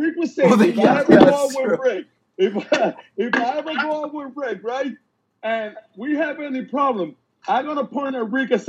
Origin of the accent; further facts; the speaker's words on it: Puerto Rico; I'm American. I'm 100%. I'm proud Puerto Rican because I was born in Puerto Rico, but I'm American.